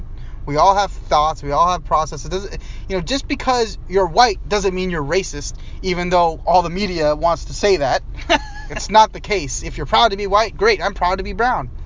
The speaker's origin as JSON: {"language": "English", "region": "Northern Virginia", "country": "United States", "tie": "born or raised there", "moved": "yes", "lives_now": "Seattle, United States", "said": "I grew up in Northern Virginia."}